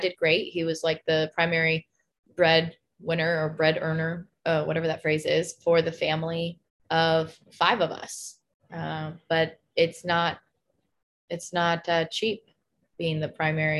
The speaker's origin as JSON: {"language": "English", "town": "Spanaway", "region": "Washington", "country": "United States", "tie": "born or raised there", "moved": "yes", "said": "our town that I grew up in Spanaway, Washington"}